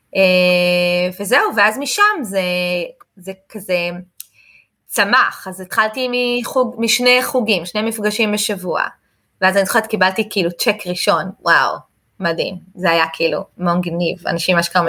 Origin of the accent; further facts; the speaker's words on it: Israel; אני מישראל